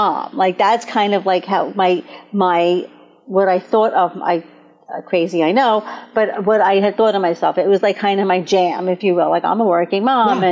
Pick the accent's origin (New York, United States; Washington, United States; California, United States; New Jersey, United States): New York, United States; Brooklyn; I come from Brooklyn and I grew up in a Jewish home.